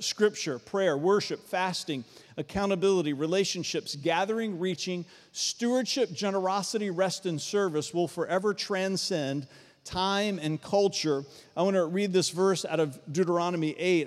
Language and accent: English; Varina, east side of Richmond, Virginia, United States; I grew up out in Verona, east side of Richmond, very rural community